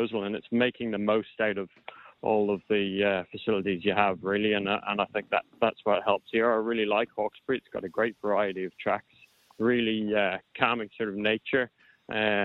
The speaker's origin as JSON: {"language": "English", "country": "Ireland", "tie": "born or raised there", "moved": "yes", "lives_now": "Sydney, Australia", "said": "I grew up in Ireland"}